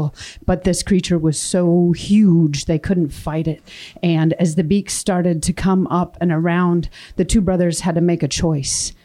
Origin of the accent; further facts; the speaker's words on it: Wrangell, Alaska, United States; I was born and raised a little farther south from here, you know, on Wrangell.